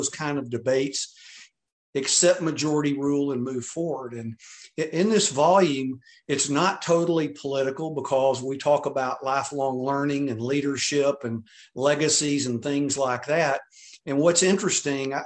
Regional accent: Texas, United States; I'm from Texas

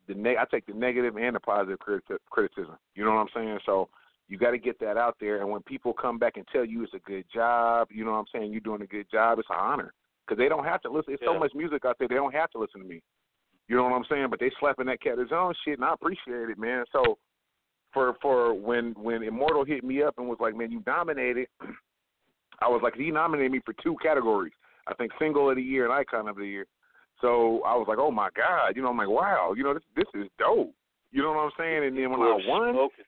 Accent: West Coast, United States; I grew up in the West Coast.

